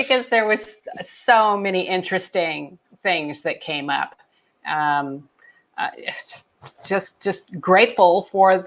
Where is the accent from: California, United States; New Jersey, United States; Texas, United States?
California, United States; Laguna Beach; also born or lived in Hartford, Connecticut; I was brought up mainly down in Laguna Beach